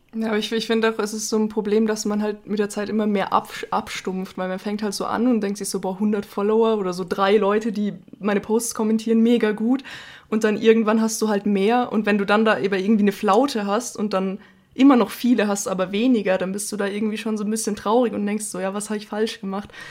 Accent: Bavaria, Germany; da waren wir auch 18 Geil. Jahre alt und aus Bayern

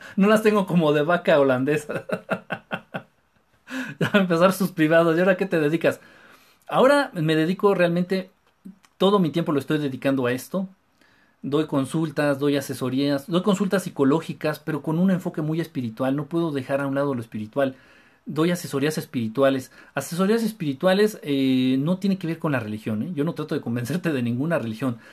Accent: Mexico City, Mexico; De la Ciudad de México

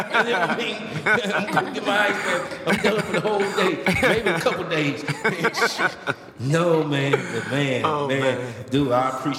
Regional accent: the South, United States; I'm from the South

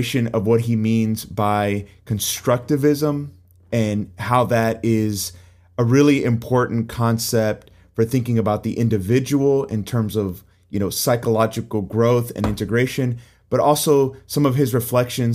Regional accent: Puerto Rico; I'm originally from Puerto Rico

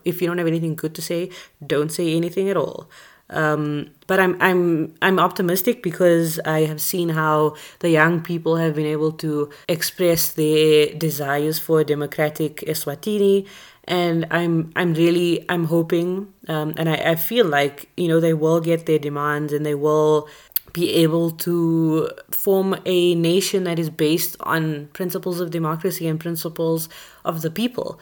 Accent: South Africa; we are both from South Africa

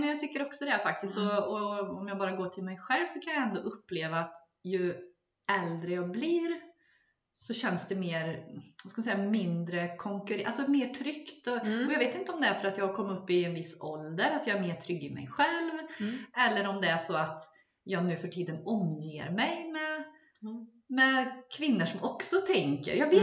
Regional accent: Gotland, Sweden; jag växte upp på Gotland

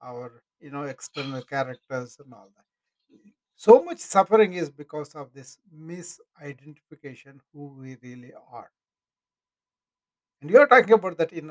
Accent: India; moved away as an adult; now in United States; But I'm in America for 40 years now. Hey, King, I'm in America for 40 years now. You know, I, I'm, I'm proud of the Indian heritage

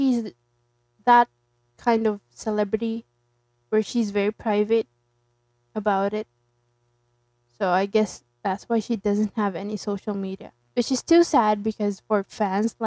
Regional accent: Philippines; I'm from the Philippines

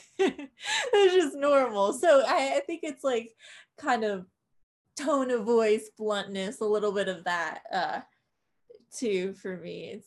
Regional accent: New Jersey, United States; accent: New Jersey; moved away as an adult; now in Nashville, United States; I have a New Jersey accent

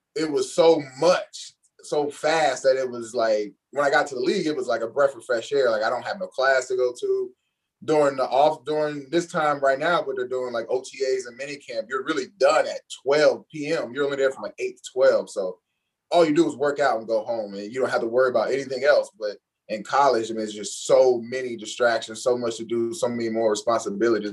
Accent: Cincinnati, Ohio, United States; moved away as an adult; I'm from Cincinnati, Ohio. Went to Northwest High School

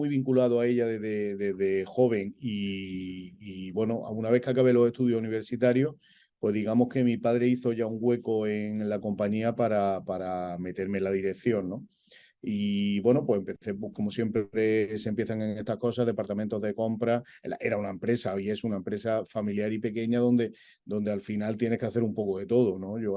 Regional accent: Madrid, Community of Madrid, Spain; born there; Bueno, pues mira, yo nací en Madrid.

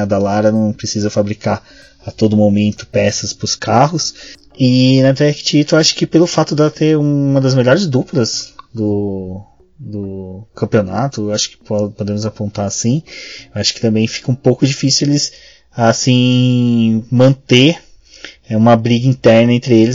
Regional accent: Brazil; a gente é brasileiro

